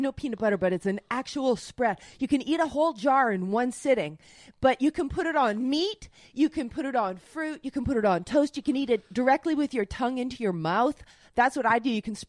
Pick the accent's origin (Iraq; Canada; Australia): Canada; accent: Canadian; now in Los Angeles, United States; my Canadian accent